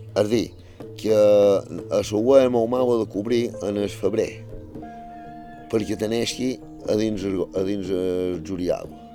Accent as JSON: {"language": "Catalan", "town": "Felanitx", "region": "Balearic Islands", "country": "Spain", "tie": "born or raised there", "said": "vaig néixer a Falallió, a Sant Triau, en el barri de Sant Mesquida"}